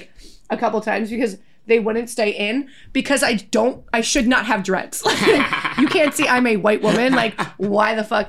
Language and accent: English; New Jersey, United States; moved away as an adult; now in New York, United States; growing up in New Jersey, like, especially, like, South Jersey, like, this rural, oh, like, bumblefuck kind of town